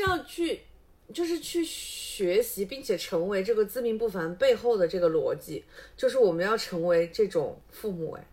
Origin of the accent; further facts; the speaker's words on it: Changsha, Hunan, China; 我们这一辈的就是土生土长的长沙伢子